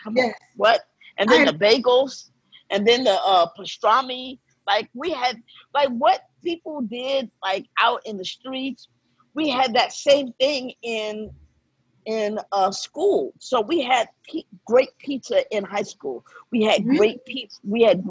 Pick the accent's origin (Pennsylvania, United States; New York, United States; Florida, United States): New York, United States; New York City; I'm from Brooklyn, New York. Bed-Stuy.